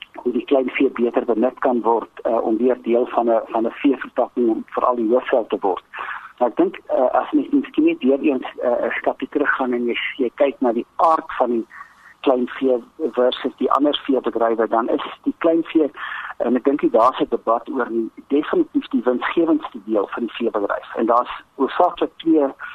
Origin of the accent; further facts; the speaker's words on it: South Africa; as Suid-Afrikaners